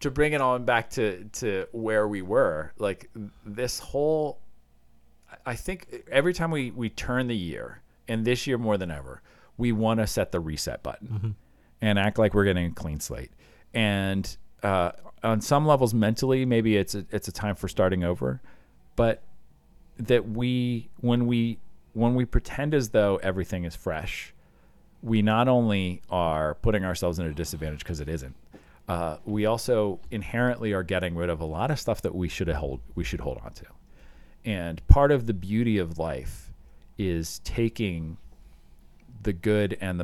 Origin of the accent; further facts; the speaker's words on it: Iowa, United States; We had tornado drills when I was a kid growing up in Iowa